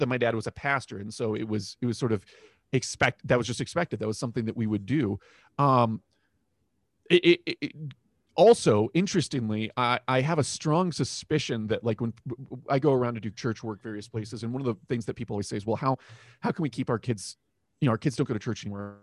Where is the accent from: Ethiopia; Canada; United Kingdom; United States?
United States; Florida; I grew up in Florida